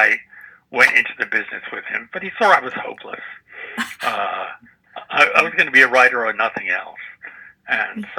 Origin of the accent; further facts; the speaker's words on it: New York City, New York, United States; I grew up in the Bronx.